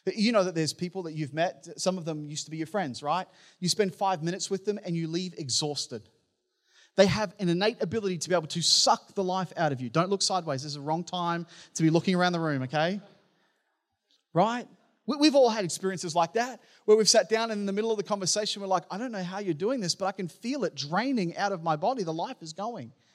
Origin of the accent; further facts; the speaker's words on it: Townsville, Queensland, Australia; the church that I grew up in in Townsville